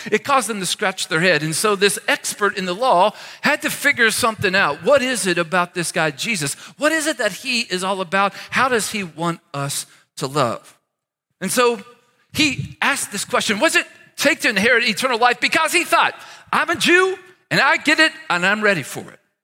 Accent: near Cincinnati, Ohio, Northern Kentucky, United States; I grew up near Cincinnati, Ohio, in the great state of Kentucky

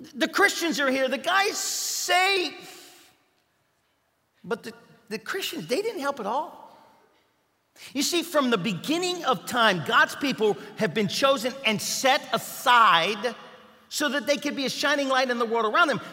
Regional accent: Kentucky, United States; moved away; I was from Kentucky

